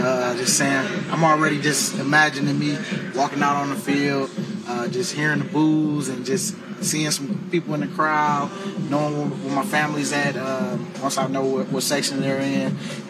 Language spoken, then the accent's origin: English; Detroit, Michigan, United States; moved away; I'm just excited to be in front of my hometown to go against those Lions.